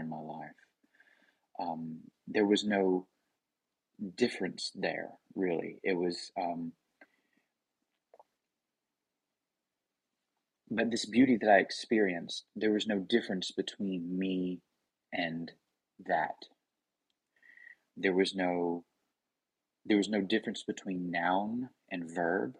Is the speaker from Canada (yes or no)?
no; the Bible Belt, United States; I come from the Bible Belt